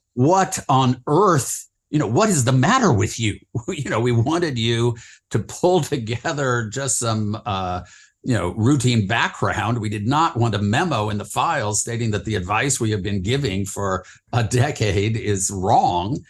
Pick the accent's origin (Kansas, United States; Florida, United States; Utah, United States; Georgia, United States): Utah, United States; northern; moved away as an adult; also born or lived in San Francisco / New York / Washington / London; grew up in the West, uh, mostly in, uh, Utah, uh, in a little town in northern Utah